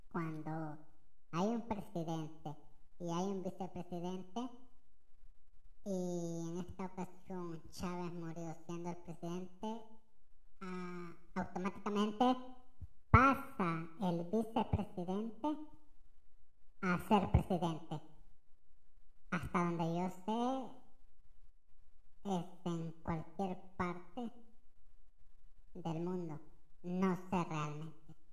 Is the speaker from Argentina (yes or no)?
no; El Salvador; Lo digo desde mi posición como salvadoreño.